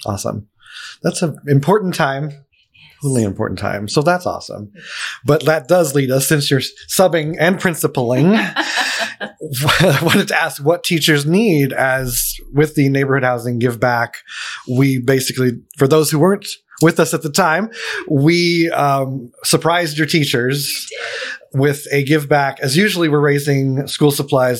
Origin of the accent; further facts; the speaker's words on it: Allentown, Pennsylvania, United States; I'm from Pennsylvania Where? too, Allentown.